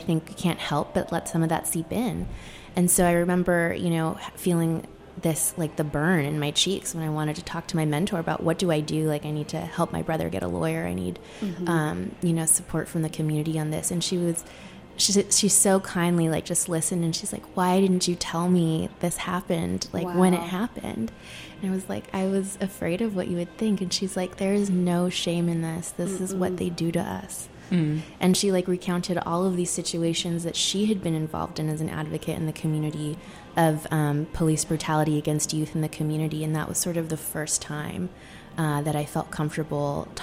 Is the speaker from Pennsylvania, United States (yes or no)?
no; Sacramento, California, United States; moved away as an adult; also born or lived in Seattle; we grew up in the suburbs of Sacramento